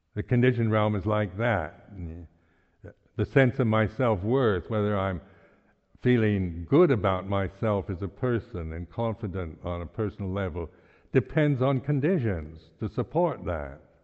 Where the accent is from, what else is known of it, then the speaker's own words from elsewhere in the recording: United States; moved away; I'm an American